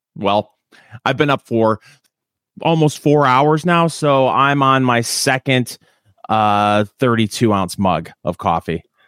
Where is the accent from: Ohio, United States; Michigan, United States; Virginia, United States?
Michigan, United States; accent: Michigan; moved away; also born or lived in Indiana; I'm from Michigan and people, you know, bag on the accent and everything and how many of us talk like Canadians.